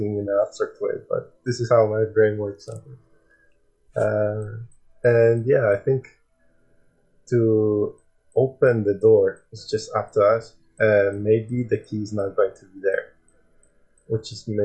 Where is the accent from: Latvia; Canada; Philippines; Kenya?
Latvia; now in United Kingdom; I am from Latvia and I lived for many years in UK and my family are still back there